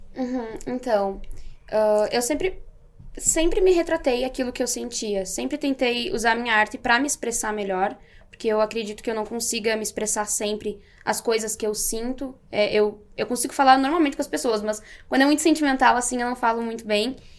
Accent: Marau, Rio Grande do Sul, Brazil; eu sou natural de Marau, Rio Grande do Sul

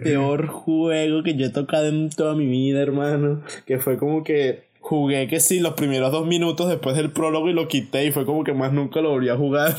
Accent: Venezuela; now in Spain; uno como venezolano

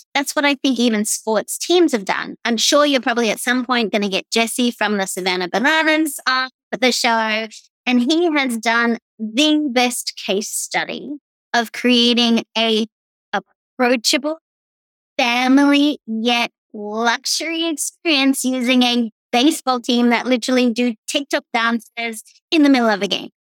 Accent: Australia; accent: Australian; also born or lived in East Coast, United States; now in Tampa, United States; I'm obviously Australian. You can tell that by my voice.

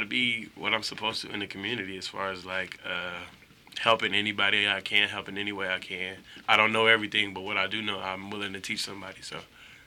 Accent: Las Vegas, Nevada, United States; moved away as an adult; also born or lived in Concord, California / Susanville, California; I'm from Vegas, born and raised

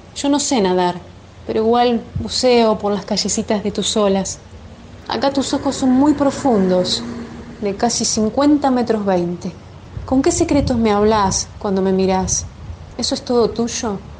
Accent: Chivilcoy, Buenos Aires Province, Argentina; soy de Chivilcoy, provincia de Buenos Aires

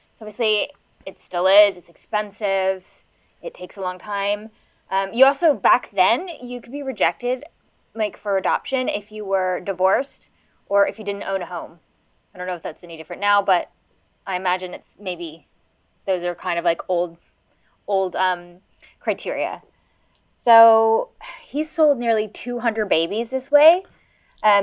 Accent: United States; I'm American

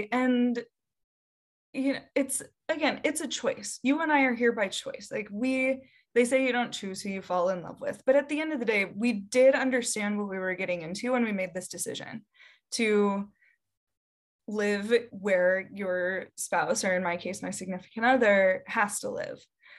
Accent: Midwest, United States; You know, I'm from the Midwest, and so you'll see like, I love my linemen or whatever.

